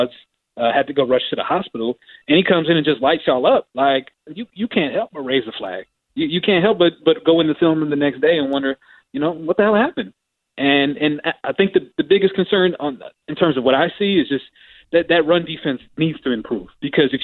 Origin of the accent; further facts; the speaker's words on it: Dallas, Texas, United States; I am from Dallas